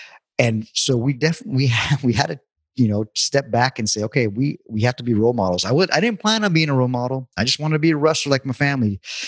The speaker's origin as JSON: {"language": "English", "area": "El Paso", "region": "Southern California", "country": "United States", "tie": "born or raised there", "said": "growing up in first El Paso, but here in Southern California"}